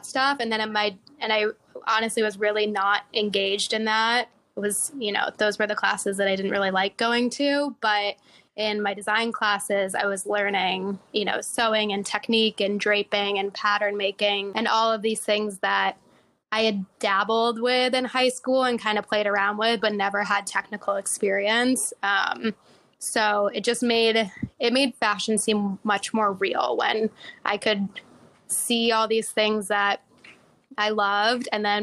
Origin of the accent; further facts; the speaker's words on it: suburbs outside of Chicago, Illinois, United States; moved away as an adult; also born or lived in Indiana; now in New York, United States; I grew up in suburbs outside of Chicago